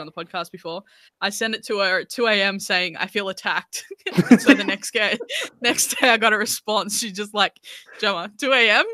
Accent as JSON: {"language": "English", "country": "Australia", "said": "as Australian artists"}